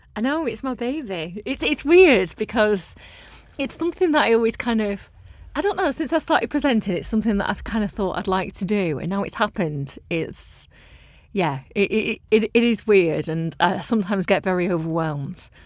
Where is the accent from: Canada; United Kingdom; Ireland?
United Kingdom; Blackburn, North West England; I'm from Blackburn, which, you know, I had a lovely upbringing.